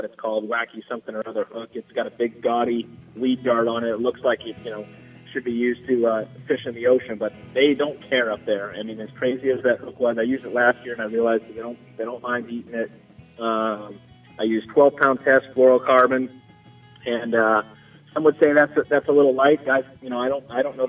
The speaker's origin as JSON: {"language": "English", "region": "Florida", "country": "United States", "tie": "born or raised there", "moved": "yes", "said": "I grew up in Florida"}